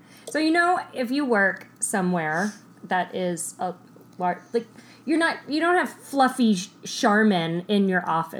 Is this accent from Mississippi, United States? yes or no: no; Texas, United States; moved away as an adult; now in Pacific Northwest, United States; I'm from Texas. I spent 32 years in Texas.